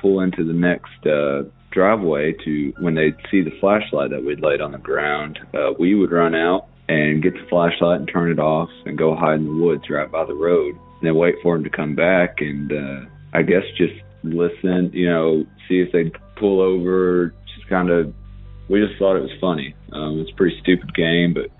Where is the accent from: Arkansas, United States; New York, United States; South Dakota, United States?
Arkansas, United States; I'm from Arkansas. I live up in the Ozark Mountains, a very rural community